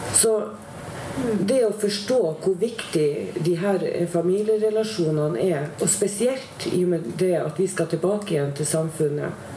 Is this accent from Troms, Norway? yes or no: yes; Tromsø, Troms, Norway; accent: Northern Norwegian; now in Oslo, Norway; nå er jo jeg fra Nord-Norge, som alle sammen hører. Jeg er fra Tromsø.